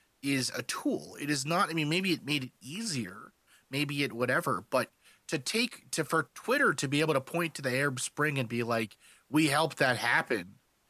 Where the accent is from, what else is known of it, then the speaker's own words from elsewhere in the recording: South Africa; also born or lived in Canada; now in United States; We live in America, even though I'm a Canadian originally from South Africa.